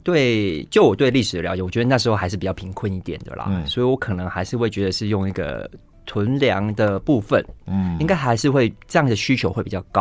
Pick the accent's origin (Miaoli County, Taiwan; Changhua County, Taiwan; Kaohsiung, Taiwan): Kaohsiung, Taiwan; 呃，原则上我会回我老家，我我老家在高雄